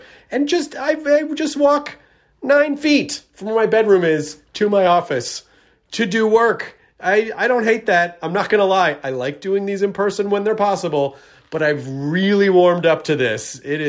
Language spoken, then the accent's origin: English; Tennessee, United States; I never said y'all when I was younger growing up in Tennessee, but it has found its way into my vernacular. So I don't know why. I don't sound Southern, but then the y'all just creeps out.